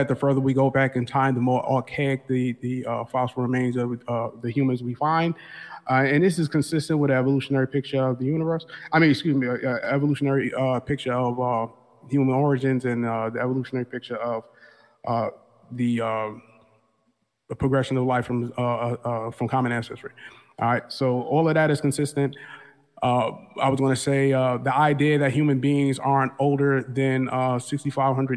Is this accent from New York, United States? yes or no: yes; New York City, New York, United States; also born or lived in Buffalo; I'm really from New York City, but I was in Buffalo for a little while